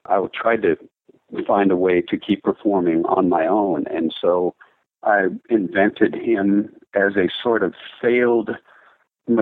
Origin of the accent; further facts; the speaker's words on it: Minnesota, United States; moved away as an adult; now in Nashville, United States; I played in rock bands growing up in high school. I moved to Nashville from Minnesota